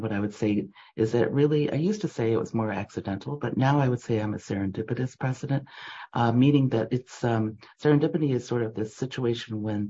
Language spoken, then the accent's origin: English; Jenison, Michigan, United States; also born or lived in Macon, Georgia / Champaign, Illinois; growing up in Michigan, people would say, "Where are you from?" when I would talk. And I'd say, "Well, I'm from Jenison, Michigan." "No, and where, Jenison?" I said, "Well, no, it's near Holland, Michigan, right next door."